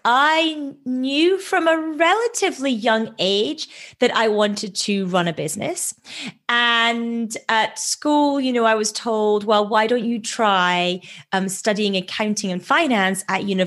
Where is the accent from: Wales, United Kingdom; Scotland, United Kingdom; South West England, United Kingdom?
Scotland, United Kingdom; Edinburgh; moved away as an adult; now in London, United Kingdom; So I moved from Edinburgh in Scotland to London to work in banking at that point.